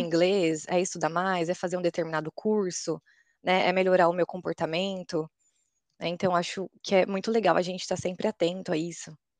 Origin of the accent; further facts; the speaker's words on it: Osasco, São Paulo, Brazil; moved away as an adult; also born or lived in United States; now in Budapest, Hungary; sou de Osasco, em São Paulo, e atualmente eu moro em Budapeste, na Hungria